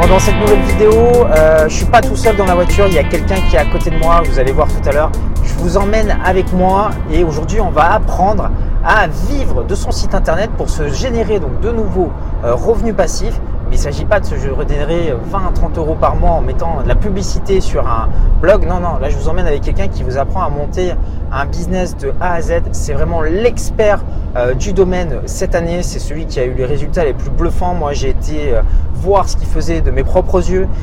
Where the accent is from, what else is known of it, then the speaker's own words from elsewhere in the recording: France; je suis né en France, je parle français